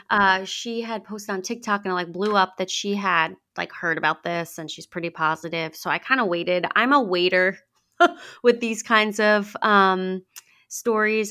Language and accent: English; Long Island, New York, United States; I'm from Long Island